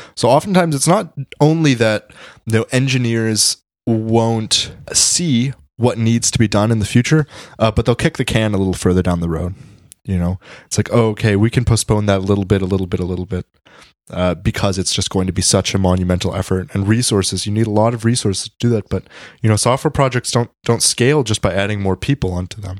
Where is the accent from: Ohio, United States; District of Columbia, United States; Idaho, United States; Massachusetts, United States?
District of Columbia, United States; Washington; I come from the D C area